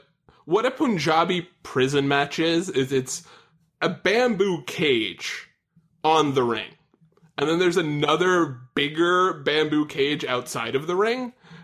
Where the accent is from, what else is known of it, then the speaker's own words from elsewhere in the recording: Long Island, New York, United States; I'm from Long Island